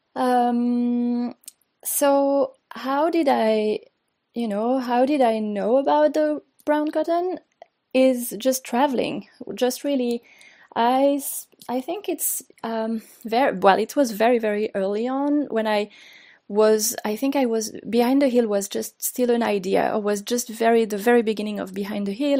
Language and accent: English; France; English is a second language; moved away as an adult; also born or lived in Mexico City, Mexico; now in Brooklyn, United States; I was born and raised in France